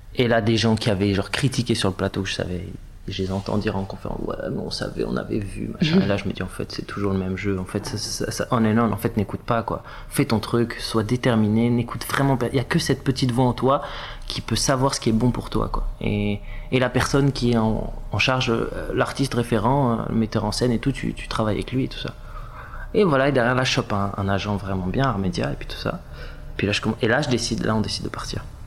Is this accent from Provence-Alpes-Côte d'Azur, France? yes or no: yes; Var, Provence-Alpes-Côte d'Azur, France; moved away; also born or lived in Paris; on a grandi dans le Var